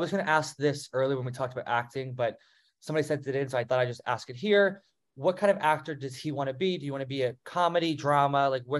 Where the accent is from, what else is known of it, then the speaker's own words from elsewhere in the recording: New Jersey, United States; now in South Carolina, United States; I'm from Jersey, so I'm like right in between New York and Philly. I live in South Carolina now, but that's where I grew up.